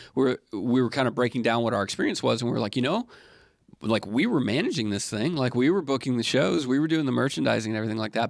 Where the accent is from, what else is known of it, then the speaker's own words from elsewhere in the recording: Alabama, United States; moved away; I grew up in Alabama